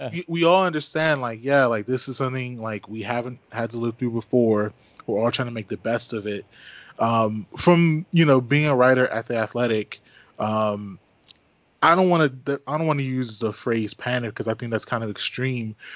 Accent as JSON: {"language": "English", "region": "suburban Maryland", "country": "United States", "tie": "born or raised there", "also_born_or_lived": "Washington, D.C.", "moved": "yes", "said": "I was born in D.C. I grew up in Maryland, suburban Maryland"}